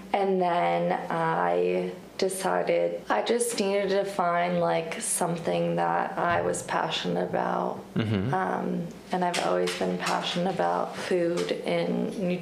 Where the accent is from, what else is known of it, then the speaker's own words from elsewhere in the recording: Erie, Pennsylvania, United States; also born or lived in New York City; I was born and raised in Erie